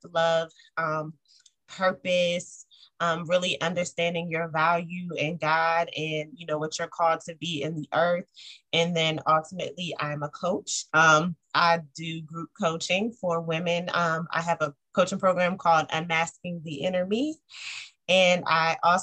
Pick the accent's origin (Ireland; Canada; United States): United States; Eastern Shore of Maryland; moved away as an adult; now in Baltimore, United States; I was born on the Eastern Shore of Maryland, really small, close-knit community